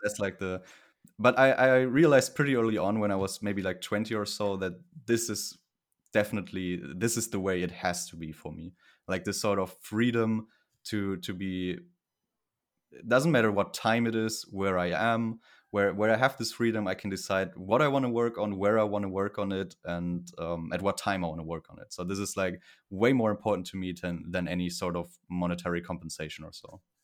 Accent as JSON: {"language": "English", "area": "Cologne area", "region": "North Rhine-Westphalia", "country": "Germany", "tie": "born or raised there", "said": "I'm from Germany in the Cologne area, close to Cologne"}